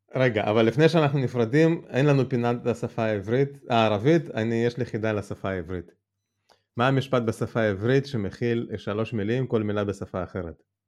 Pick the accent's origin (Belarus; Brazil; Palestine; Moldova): Moldova; now in Israel; אני נולדתי ברפובליקה של מה שהייתה פעם ברית המועצות שנקראת מולדובה